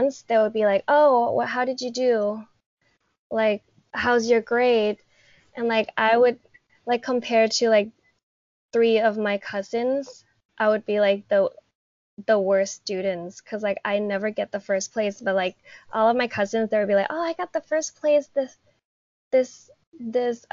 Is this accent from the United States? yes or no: no; Bangkok, Thailand; I have lived in Thailand my entire life. I was born and raised in Bangkok